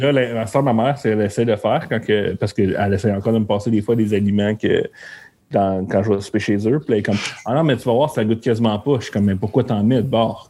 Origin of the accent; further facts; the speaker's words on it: Montreal, Quebec, Canada; Moi, je viens de la Chine